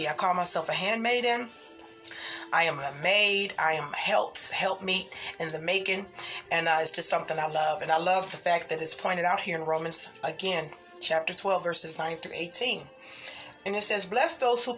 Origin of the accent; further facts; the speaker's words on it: Midwest, United States; I am from the Midwest area